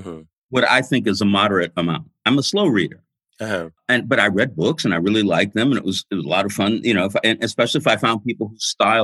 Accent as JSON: {"language": "English", "town": "Los Angeles", "region": "California", "country": "United States", "tie": "born or raised there", "also_born_or_lived": "Santa Cruz / Berkeley / New York", "moved": "as an adult", "said": "I was born in Watts, and I lived you know, in and around there until I was about 12. Then my parents moved over near Fairfax and Pico."}